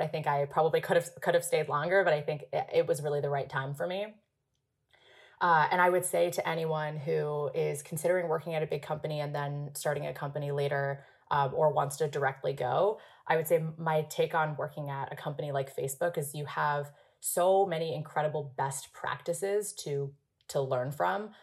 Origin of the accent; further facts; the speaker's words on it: Hong Kong; moved away as an adult; also born or lived in Princeton, United States; I was born and raised in Hong Kong. I spent 18 years there before coming to the US for college for Princeton.